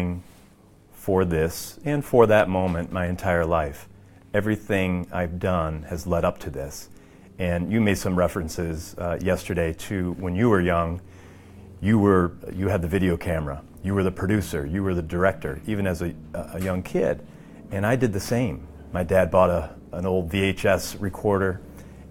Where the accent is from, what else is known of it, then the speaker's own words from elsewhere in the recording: Binghamton, New York, United States; I am from Binghamton, New York, which is upstate New York, about 2.5 hours from New York City, born and raised.